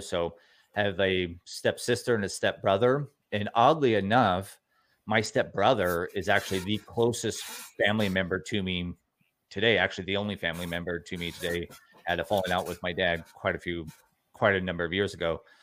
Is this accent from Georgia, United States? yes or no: no; Newport Beach, California, United States; also born or lived in Costa Mesa; I grew up in Costa Mesa, Newport Beach, California, in Orange County, California